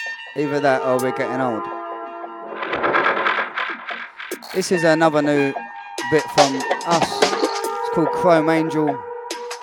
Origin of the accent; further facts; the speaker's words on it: London, United Kingdom; I'm from the glorious South East London, bruv. The real South East London